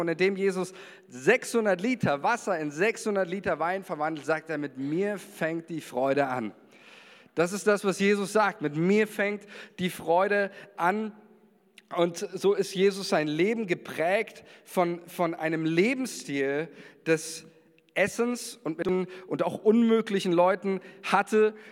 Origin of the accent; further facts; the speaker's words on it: Germany; also born or lived in Israel; als Deutscher